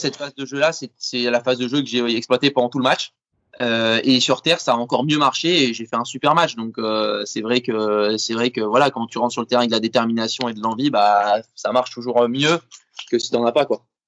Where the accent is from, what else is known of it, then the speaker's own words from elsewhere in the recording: France; je suis français, on est en France